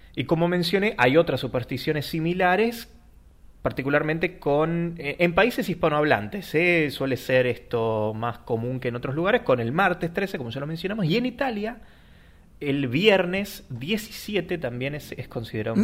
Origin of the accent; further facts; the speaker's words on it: Argentina; nosotros que somos argentinos